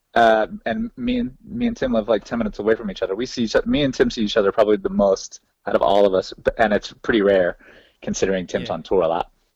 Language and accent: English; the South, United States; we're from the South